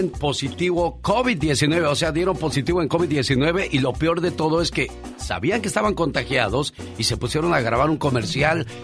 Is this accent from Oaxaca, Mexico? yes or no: no; Turicato, Michoacán, Mexico; now in Arvin, United States; saludos desde Arvin, California. Mándenle un saludo a la gente de Turicato, Michoacán, porque un día salí de Turicato, Michoacán. Pero Turicato, Michoacán, ¿qué creen? Nunca, pero nunca salió